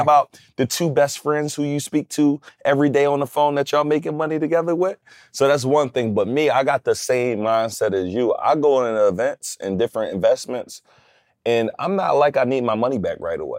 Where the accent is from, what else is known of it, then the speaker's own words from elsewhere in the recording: Philadelphia, Pennsylvania, United States; I'm from West Philly.